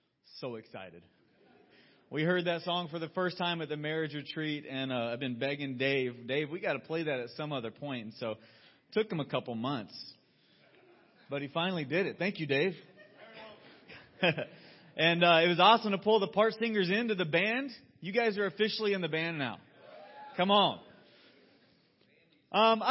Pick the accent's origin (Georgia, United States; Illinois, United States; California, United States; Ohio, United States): Georgia, United States; moved away; I'm a Southerner through and through. I grew up in Georgia, and the world of Coca-Cola was a regular field trip starting in elementary school